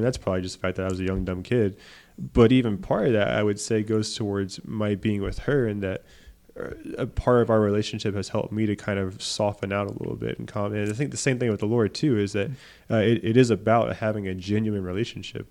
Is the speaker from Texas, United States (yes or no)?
yes; Beaumont, Texas, United States; my hometown was hurt by Hurricane Harvey in Beaumont